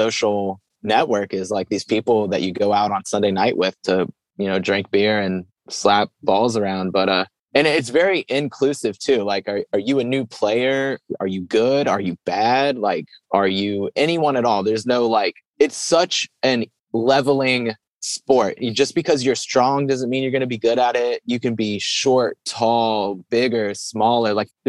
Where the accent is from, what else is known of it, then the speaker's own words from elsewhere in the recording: Cincinnati, Ohio, United States; I'm from Cincinnati, but I've got my bike with me.